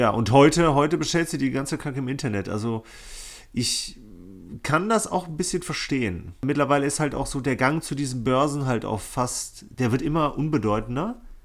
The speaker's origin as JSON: {"language": "German", "town": "Bonn", "region": "North Rhine-Westphalia", "country": "Germany", "tie": "born or raised there", "said": "meine Jugend hier in Bonn"}